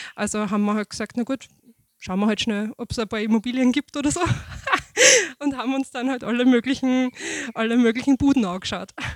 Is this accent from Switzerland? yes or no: no; Mostviertel, Lower Austria, Austria; moved away as an adult; also born or lived in Vienna / Stockerau / St. Pölten; now in Waldviertel, Austria; ich bin gebürtig eigentlich aus dem Mostviertel, also quasi vom komplett gegenüberliegenden Ende dieses Bundeslandes